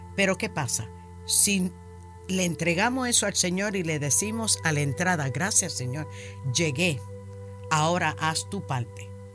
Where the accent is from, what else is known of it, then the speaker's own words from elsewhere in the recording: New York, United States; now in Florida, United States; Yo soy nacida y criada en Nueva York, de padres puertorriqueños